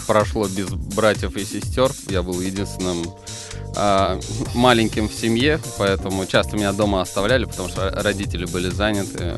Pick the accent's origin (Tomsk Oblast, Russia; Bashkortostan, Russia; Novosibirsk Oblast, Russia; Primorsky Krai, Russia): Bashkortostan, Russia; Ufa; в городе Уфе, в моем родном городе, в Башкортостане